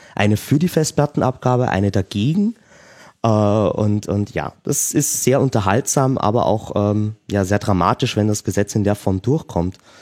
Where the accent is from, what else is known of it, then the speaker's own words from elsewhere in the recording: Austria; bei uns in Österreich